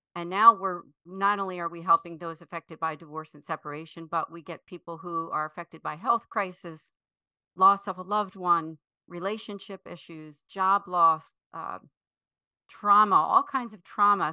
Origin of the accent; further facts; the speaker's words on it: Philadelphia, Pennsylvania, United States; I am from the Philadelphia area, actually, what we consider the greater Philadelphia area, so the suburb, suburban area, north and west, outside of Philadelphia